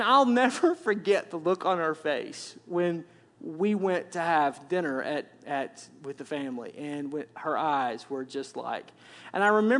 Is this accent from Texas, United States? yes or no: no; Arkansas, United States; For me, again, I grew up in Arkansas, thus the accent, which I'm told when I go back south that I don't have an accent anymore.